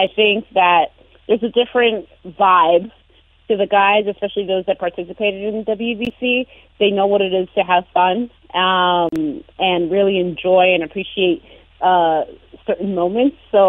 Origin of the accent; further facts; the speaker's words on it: New York, United States; I'm a New Yorker